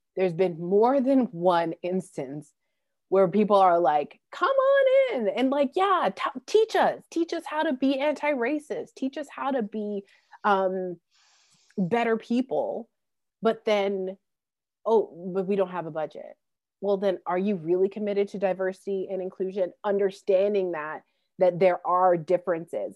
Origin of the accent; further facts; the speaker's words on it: Calgary, Alberta, Canada; Calgary, which is my hometown in, in Alberta